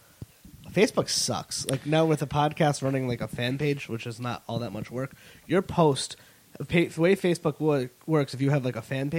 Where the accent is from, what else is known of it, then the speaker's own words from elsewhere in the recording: Connecticut, United States; I'm from Connecticut